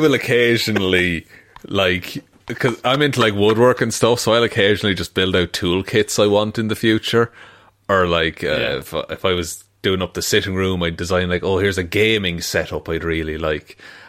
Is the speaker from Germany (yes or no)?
no; Ireland; my hometown, our Gaelic football team